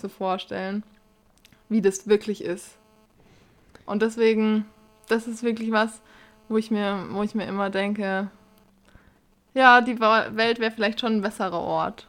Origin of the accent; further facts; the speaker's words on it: Bavaria, Germany; bei uns in Bayern